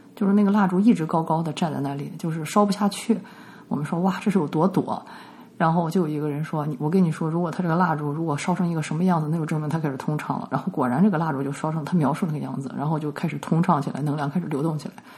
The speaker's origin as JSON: {"language": "Chinese", "country": "China", "said": "我们中国人"}